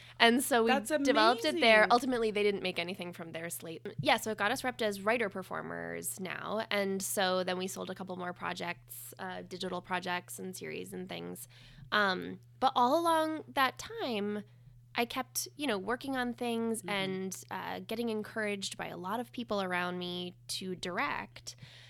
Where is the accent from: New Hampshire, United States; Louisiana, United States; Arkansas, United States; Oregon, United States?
New Hampshire, United States; I grew up in southern New Hampshire, maybe 35 minutes north of Boston.